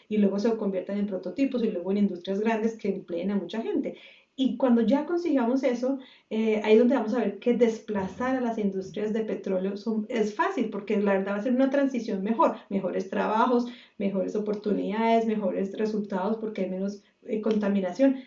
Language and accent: Spanish; Bogotá, Colombia; now in United States; yo soy Rola